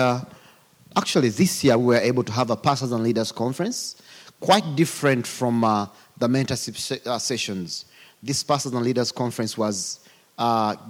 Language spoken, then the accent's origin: English; Uganda; accent: African; I come from Uganda